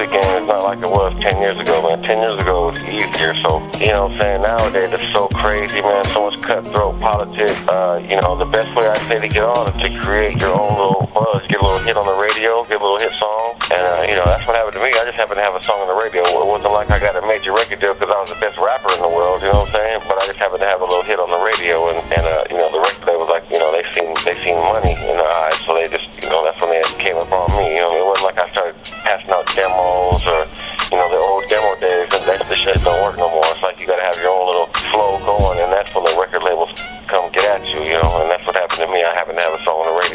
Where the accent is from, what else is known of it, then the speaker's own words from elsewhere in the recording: Vallejo, California, United States; moved away as an adult; also born or lived in Houston, Texas; I was born and raised in Vallejo, California, the V-Town